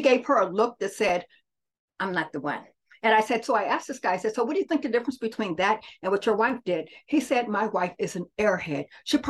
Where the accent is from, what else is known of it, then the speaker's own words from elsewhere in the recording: Muskogee, Oklahoma, United States; also born or lived in New Orleans; now in Kansas City, United States; I'm an Okie from Muskogee. So I was born in Muskogee and I've lived New Orleans. I have parents who are military. So I've lived in New Orleans and then we landed here in Kansas City.